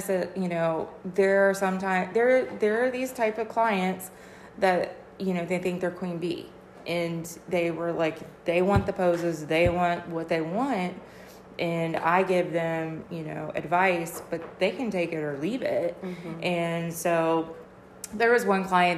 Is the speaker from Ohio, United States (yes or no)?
yes; Cincinnati, Ohio, United States; moved away as an adult; now in Georgia, United States; I'm actually from Cincinnati, Ohio. Basically born and raised, and moved to Georgia in 2010 for my husband's job